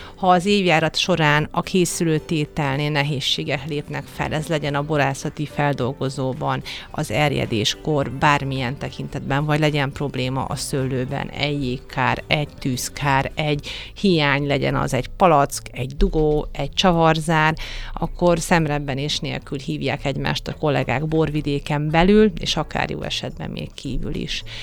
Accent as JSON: {"language": "Hungarian", "country": "Hungary", "said": "milyen magyar vagyok"}